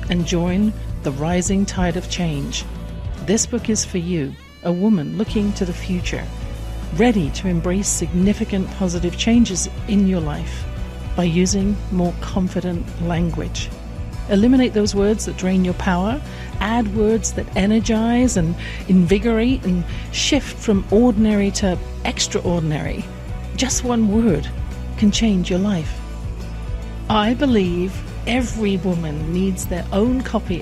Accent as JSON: {"language": "English", "region": "England", "country": "United Kingdom", "tie": "born or raised there"}